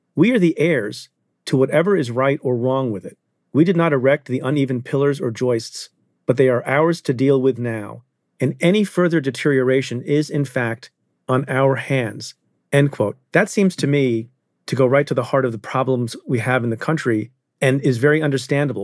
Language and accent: English; India; I'm, I'm Indian. I was born in India